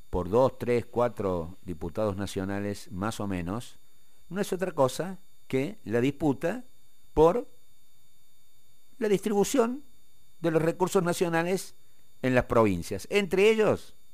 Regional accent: Córdoba, Argentina; los cordobeses estemos mejor.

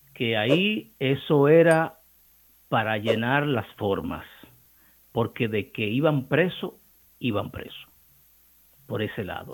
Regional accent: Cibao, Dominican Republic; accent: Cibaeño; en ese acento encantador de nosotros los ibaeños

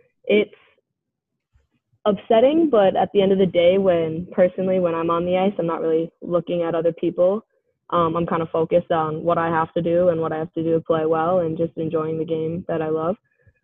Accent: Minnesota, United States; Yeah, growing up in Minnesota, pond hockey and just random pickup games are definitely a big part of my life.

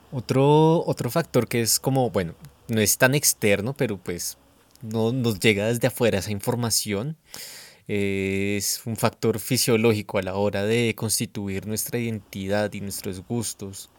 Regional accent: Bogotá, Colombia; como bogotano disfrutamos tal vez más eh, expresiones de Estados Unidos que de Villavicencio

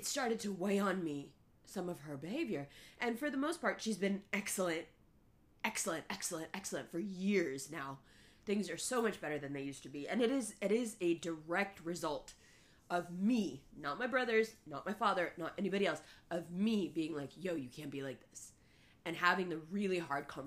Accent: New York City, New York, United States; first language Urdu; English is a second language; I was growing up in Harlem, going to school with just Caribbean kids

